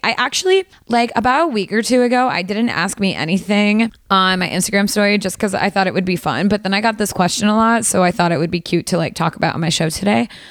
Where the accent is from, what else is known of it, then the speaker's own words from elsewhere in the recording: Valley Girl, California, United States; accent: Valley Girl; my Valley Girl accent when I say Spanish words